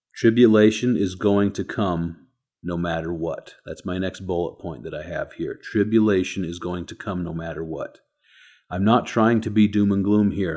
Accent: United States

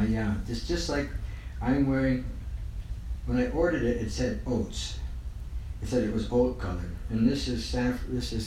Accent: United States; no matter where I'm at, I think I'm American

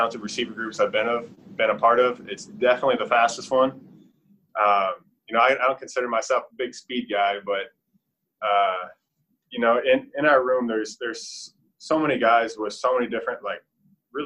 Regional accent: Minnesota, United States; moved away; I'm from Minnesota, land at 10,000 lakes

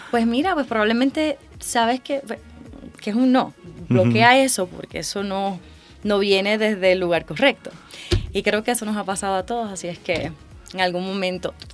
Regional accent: Puerto Rico; Yo vengo de Puerto Rico

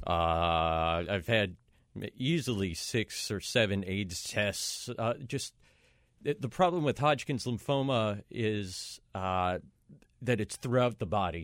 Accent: Minneapolis, Minnesota, United States; moved away as an adult; now in New York, United States; I'm from Minneapolis, Minnesota

